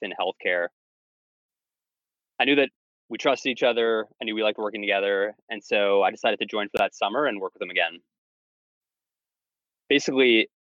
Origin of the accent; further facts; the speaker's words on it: Canada; moved away as an adult; also born or lived in California / Asia / Philadelphia; now in United States; I grew up in Canada